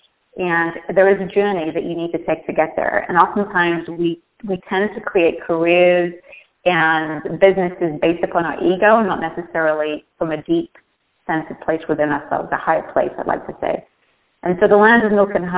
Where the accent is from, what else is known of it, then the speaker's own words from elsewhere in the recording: the north of England, United Kingdom; moved away as an adult; now in United States; when I was growing up in Northern England in an industrial town